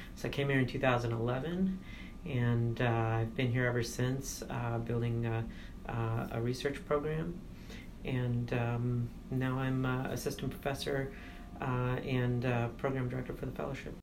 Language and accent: English; United States; also born or lived in India (ancestry); I'm an Indian American first generation growing up in two different worlds